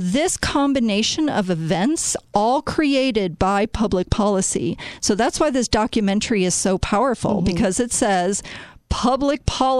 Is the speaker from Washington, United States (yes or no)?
no; Chicago, Illinois, United States; Now, Chicago is my hometown. I grew mm-hmm. up there. I love Chicago. I have great memories of Chicago, of growing up on the North Side.